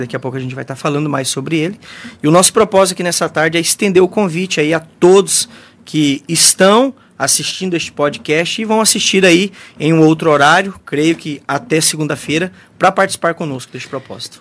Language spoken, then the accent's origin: Portuguese; Mundo Novo, Brazil; eu nasci, me criei, estou aqui em Mundo Novo até hoje